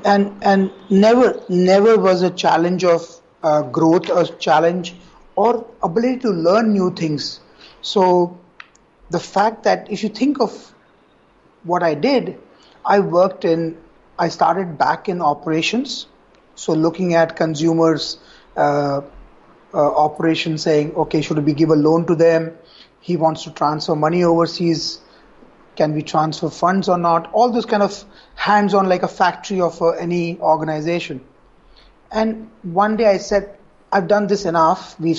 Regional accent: Kolkata, West Bengal, India; moved away as an adult; also born or lived in Singapore / Hong Kong; I grew up in Calcutta

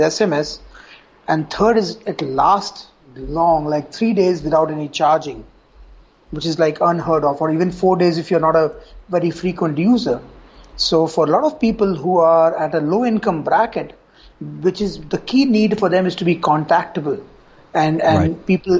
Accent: Kolkata, West Bengal, India; moved away as an adult; also born or lived in Singapore / Hong Kong; I grew up in Calcutta

